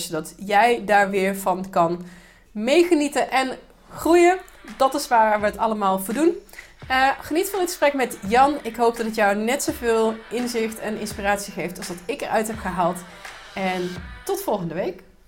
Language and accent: Dutch; Netherlands; als Nederlander